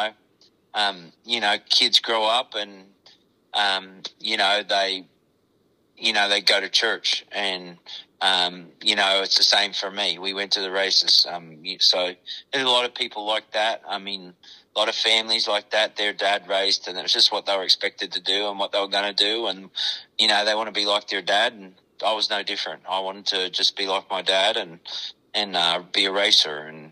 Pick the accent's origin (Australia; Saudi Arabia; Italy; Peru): Australia; now in Iowa, United States; I'm Australian